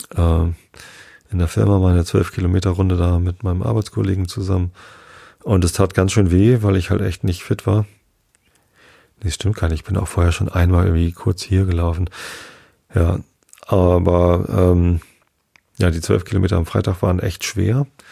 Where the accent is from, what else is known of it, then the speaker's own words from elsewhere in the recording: Northern Germany, Germany; Wir sind ja beide hier in Norddeutschland aufgewachsen